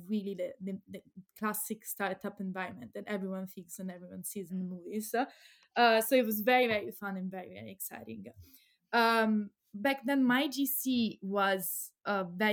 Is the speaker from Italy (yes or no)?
yes; Pisa, Tuscany, Italy; moved away as an adult; also born or lived in Leiden, Netherlands; now in Amsterdam, Netherlands; I'm Italian from Pisa, but so from Tuscany.